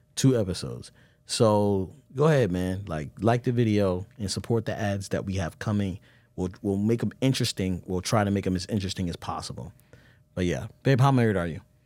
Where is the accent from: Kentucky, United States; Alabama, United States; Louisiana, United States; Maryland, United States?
Maryland, United States; Baltimore; I'm from Baltimore